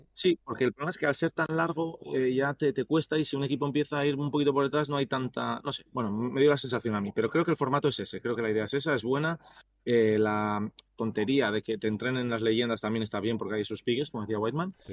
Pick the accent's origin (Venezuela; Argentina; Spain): Spain; Bilbao, Basque Country; now in United States; soy de Bilbao